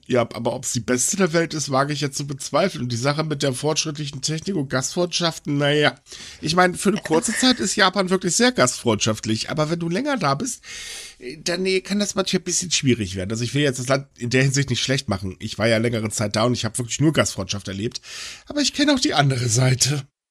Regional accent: Germany; uns in Deutschland

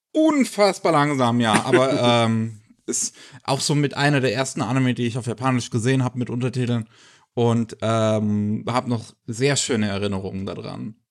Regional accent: Germany; bei uns in Deutschland

